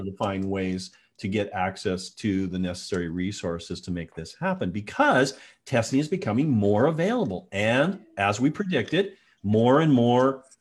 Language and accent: English; Tacoma, Washington, United States; my hometown news, Cairo 7 in Tacoma, Washington, Seattle area